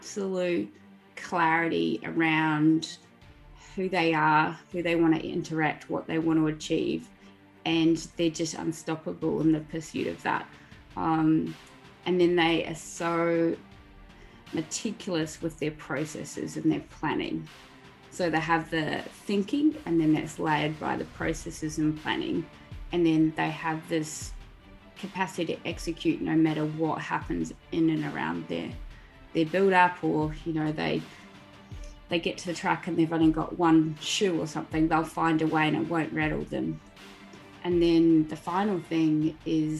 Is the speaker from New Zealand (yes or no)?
yes; New Zealand; I grew up in New Zealand, actually, on a dairy farm.